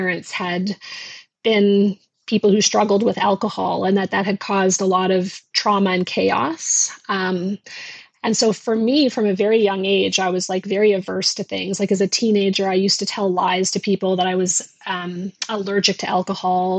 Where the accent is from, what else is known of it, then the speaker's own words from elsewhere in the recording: Newfoundland and Labrador, Canada; We grew up in Labrador in a small town.